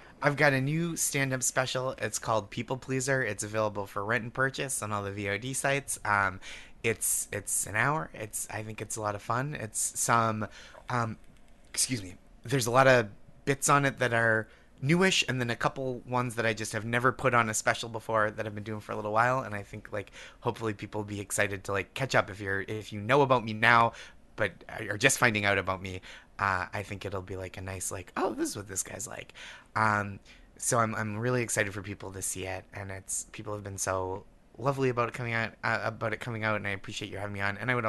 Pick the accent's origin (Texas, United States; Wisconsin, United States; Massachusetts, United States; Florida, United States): Massachusetts, United States; Because it's like, I'm from Massachusetts, check.